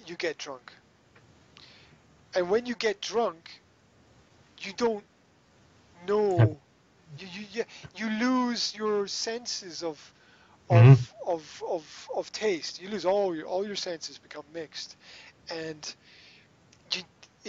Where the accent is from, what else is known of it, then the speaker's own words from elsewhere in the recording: Scotland, United Kingdom; I'm Scottish